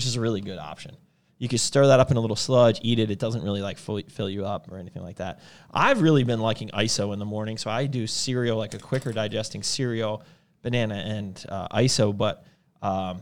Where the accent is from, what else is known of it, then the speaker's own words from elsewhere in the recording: Huntingdon Valley, Pennsylvania, United States; That's right where I grew up. I grew up in Huntington Valley